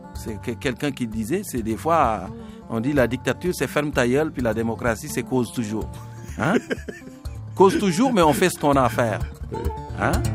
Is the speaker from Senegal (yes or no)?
yes; Senegal; first language Serer; French is a second language; moved away as an adult; also born or lived in Dakar, Senegal / Rimouski, Quebec, Canada / Gaspé, Quebec, Canada; now in Quebec, Canada; je venais d'une famille de paysans, je connaissais un peu toutes les réalités de la nature sénégalaise